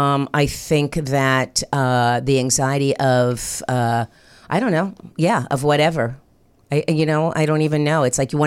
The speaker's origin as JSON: {"language": "English", "town": "North Miami Beach", "region": "Florida", "country": "United States", "tie": "born or raised there", "also_born_or_lived": "New Jersey", "said": "I grew up in Miami, Florida."}